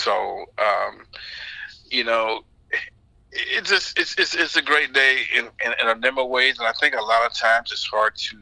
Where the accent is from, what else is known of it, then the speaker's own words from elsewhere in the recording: Florida, United States; growing up in Florida